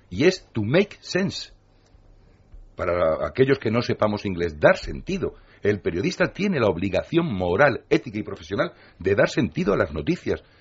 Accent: Spain; pero somos solidarios los españoles, ¿no? somos rebeldes, tenemos un puntito de anarquía.

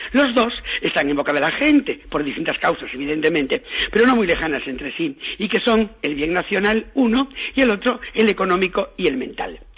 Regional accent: Galicia, Spain; en mi tierra, yo que soy gallego

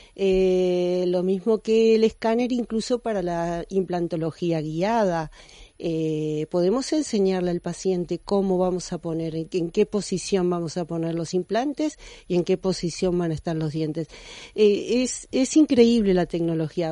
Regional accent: Argentina; moved away as an adult; also born or lived in United States / France; now in Spain; me gradué en mi país natal, la Argentina, pero luego seguí la formación en Estados Unidos y en Francia y luego vine aquí a España

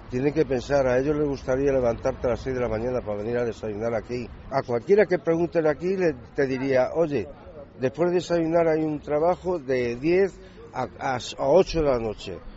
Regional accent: Basque Country, Spain; soy vasco, más vasco que español. Un sentimiento no se puede explicar. Pues porque soy de aquí, directamente.

